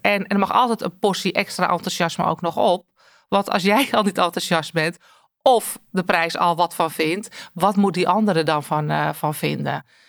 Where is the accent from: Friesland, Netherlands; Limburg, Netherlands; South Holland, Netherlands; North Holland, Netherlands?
North Holland, Netherlands; als Noord-Hollander